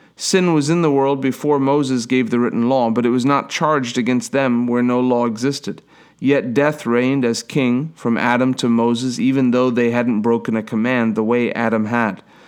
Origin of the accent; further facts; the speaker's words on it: Durban, KwaZulu-Natal, South Africa; I was born in Durban, South Africa, in a hospital